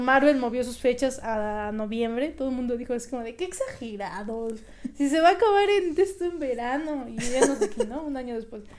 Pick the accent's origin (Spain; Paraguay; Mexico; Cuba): Mexico; siendo mexicanos